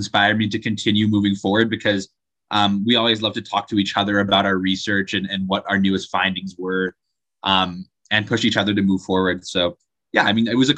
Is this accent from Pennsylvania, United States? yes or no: no; Draper, Utah, United States; I'm from Draper, Utah, which is just like 20 minutes south of Salt Lake City